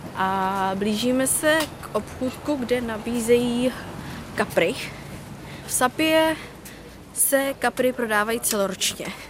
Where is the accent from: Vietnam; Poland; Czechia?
Vietnam; now in Czech Republic; u nás ve Větnamu